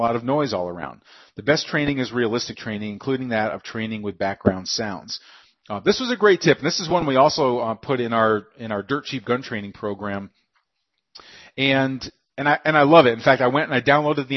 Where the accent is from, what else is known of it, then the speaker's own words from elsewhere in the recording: near Austin, Texas, United States; Austin, just near my hometown